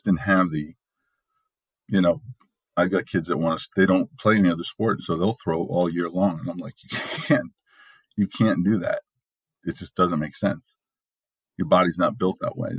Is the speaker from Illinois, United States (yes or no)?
no; New York, United States; everybody growing up in New York, either Yankees or Mets, and most of my friends are Yankee fans.